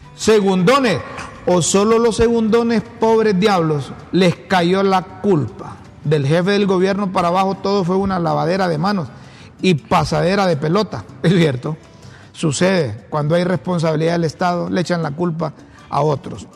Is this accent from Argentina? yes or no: no; Honduras; como hondureño